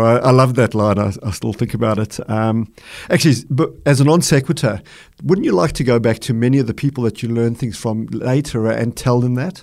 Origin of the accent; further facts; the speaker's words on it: Boksburg, Gauteng, South Africa; moved away as an adult; now in Australia; my life growing up in Boksburg in South Africa, which is a small mining town